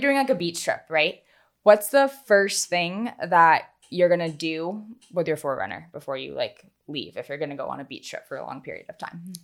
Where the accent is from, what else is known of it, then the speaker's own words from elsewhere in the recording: North Carolina, United States; also born or lived in Los Angeles; now in Charleston, United States; originally from North Carolina, and we are so excited to be back in the South